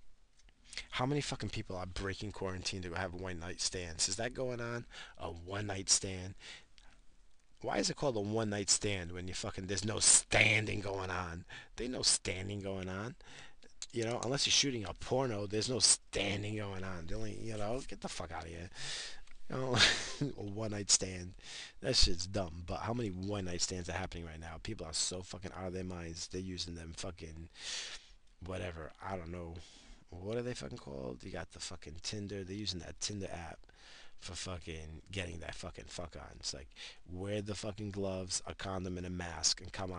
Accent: United States; I'm fucking American

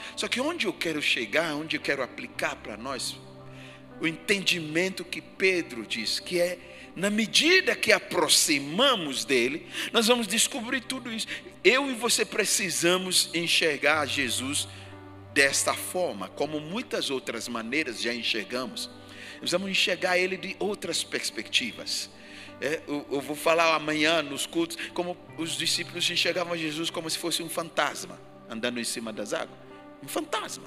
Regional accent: Ghana; now in Brazil; Do país onde eu nasci, Gana

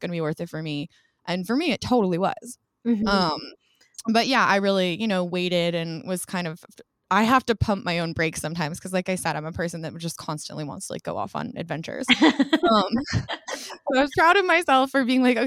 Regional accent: Colorado, United States; moved away as an adult; also born or lived in Portland, Oregon; now in Los Angeles, United States; I grew up in Colorado

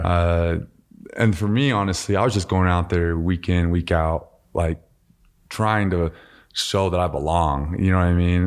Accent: Utah, United States; also born or lived in Voorhees, New Jersey; my dad was playing for the Eagles at the time. And then he started coaching at, uh, University of Utah. And so, uh, we, we moved here and, uh, man, I just played every sport growing up.

